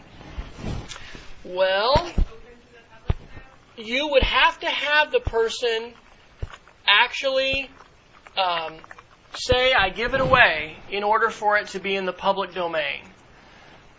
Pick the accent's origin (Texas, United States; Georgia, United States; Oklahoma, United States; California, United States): Oklahoma, United States; Duncan; growing up in Duncan, Oklahoma, and my grandparents are there